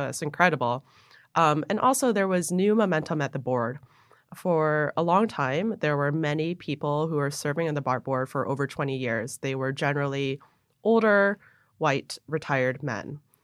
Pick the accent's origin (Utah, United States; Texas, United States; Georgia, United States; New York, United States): New York, United States; Buffalo; moved away; also born or lived in Hong Kong / New Jersey; I grew up in Buffalo